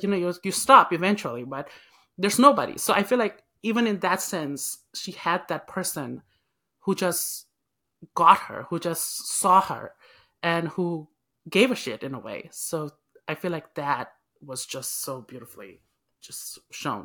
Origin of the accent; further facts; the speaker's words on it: Nepal; now in United States; I'm Nepalese, so it's, it's always that struggle of, like, you're not Nepalese enough or you're not you know, you're not American now. 'Cause back home, if I go, everybody says, "You are an American now."